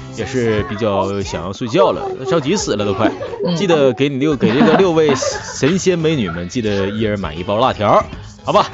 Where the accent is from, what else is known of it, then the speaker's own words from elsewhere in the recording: Northeast China, China; 因为我就是一个嗯。东北人嘛，我们这边不分嗯。知啊、吃啊、是啊，不分这个音